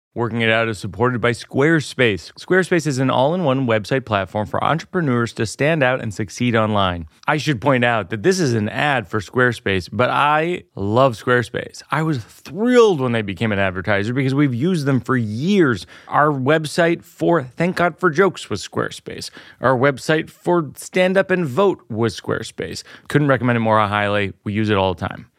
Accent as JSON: {"language": "English", "town": "Shrewsbury", "region": "Massachusetts", "country": "United States", "said": "I'm from the Ohio of Massachusetts. I'm from Shrewsbury, which is kind of the same mm. thing"}